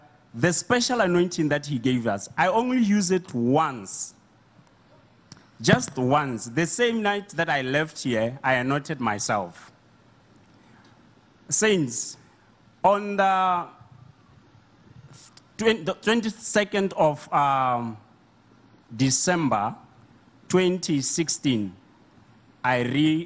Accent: Botswana; I'm from Botswana

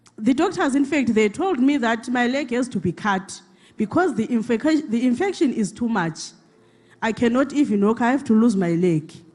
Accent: Zimbabwe; now in South Africa; I come from Zimbabwe, permanently staying in South Africa

